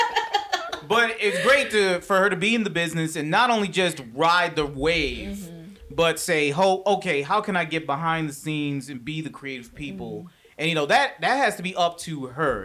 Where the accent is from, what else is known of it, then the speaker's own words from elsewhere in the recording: Atlanta, Georgia, United States; I grew up here in Atlanta